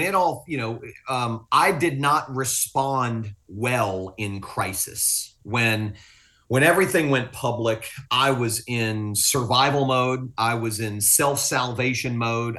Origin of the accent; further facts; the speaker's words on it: Fort Lauderdale, Florida, United States; also born or lived in Willis, Texas; I'm not from Texas. I'm from South Florida. Fort Lauderdale's my home